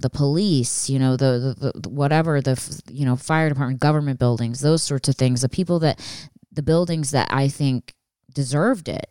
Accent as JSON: {"language": "English", "area": "outside of Philadelphia", "region": "Pennsylvania", "country": "United States", "tie": "born or raised there", "said": "I grew up outside of Philadelphia"}